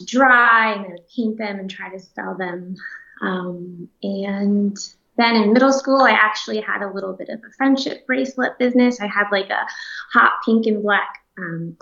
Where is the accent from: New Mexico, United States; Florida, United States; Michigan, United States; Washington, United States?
Florida, United States; Orlando; moved away as an adult; also born or lived in Schenectady, New York / New York City; now in Los Angeles, United States; I grew up in Orlando